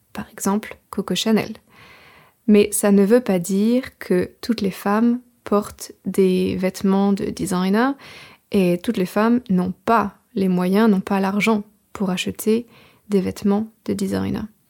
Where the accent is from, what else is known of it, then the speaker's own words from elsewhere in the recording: France; now in England, United Kingdom; Je suis française, j'habite en Angleterre